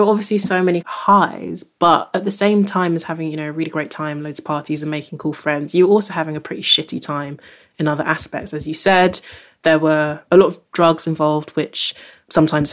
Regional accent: London, United Kingdom; I grew up in London

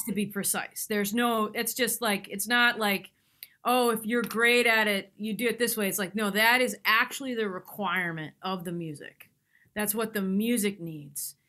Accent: near Tanglewood, Massachusetts, United States; I grew up near Tanglewood

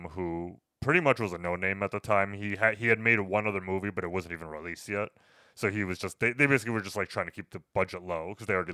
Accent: New York City, New York, United States; I just being a New Yorker, I love authentic New York movies

